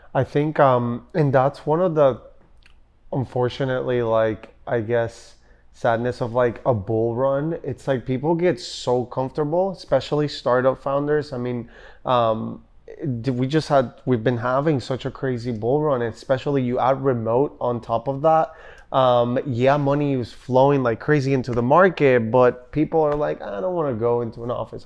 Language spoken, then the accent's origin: English; Puerto Rico; also born or lived in Denver / Austin; now in Miami, United States; I'm born and raised in Puerto Rico